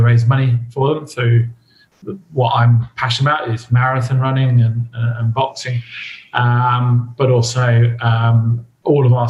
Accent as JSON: {"language": "English", "region": "England", "country": "United Kingdom", "moved": "yes", "lives_now": "Australia", "said": "my mother country"}